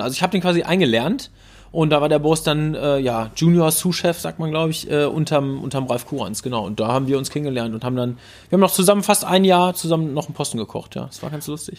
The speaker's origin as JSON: {"language": "German", "town": "Dortmund", "region": "North Rhine-Westphalia", "country": "Germany", "tie": "born or raised there", "also_born_or_lived": "Bochum", "said": "zehn Fahrradminuten von meinem, äh, von meinem Geburtsort entfernt"}